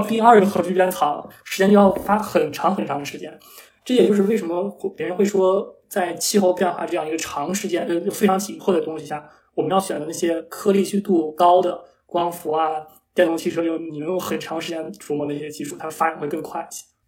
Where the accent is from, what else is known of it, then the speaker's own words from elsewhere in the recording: Taiyuan, Shanxi, China; 在我的家乡太原